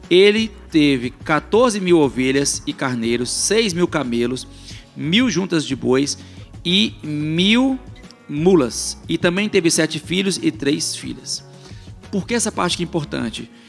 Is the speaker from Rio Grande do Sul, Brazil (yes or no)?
no; Belo Horizonte, Minas Gerais, Brazil; now in Calgary, Canada; Eu sou de Minas e um monte de gente aqui é de Minas. Eu sou de BH, minha família é do interior.